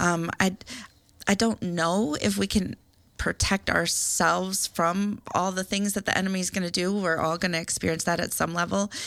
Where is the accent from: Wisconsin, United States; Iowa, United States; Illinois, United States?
Iowa, United States; I'm from Iowa